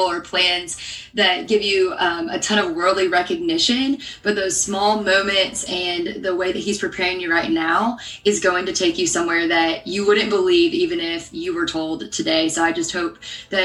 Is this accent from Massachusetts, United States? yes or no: no; Arkansas, United States; moved away as an adult; also born or lived in Pepperdine University, California; I am a Southern girl at heart. So I grew up in Arkansas.